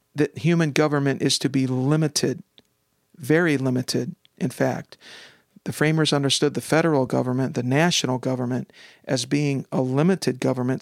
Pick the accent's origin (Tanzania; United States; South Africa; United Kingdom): United States; as an American